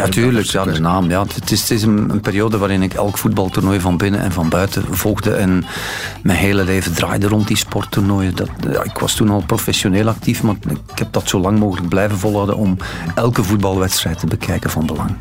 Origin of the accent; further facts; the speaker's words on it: West Flanders, Belgium; Als West-Vlaming